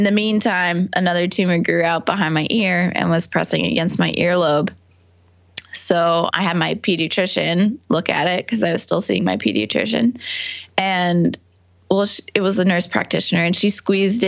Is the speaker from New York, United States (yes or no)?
yes; New York, United States; also born or lived in Boston; I'm from New York. Okay. About an hour north of the city, and then I went to school in Boston.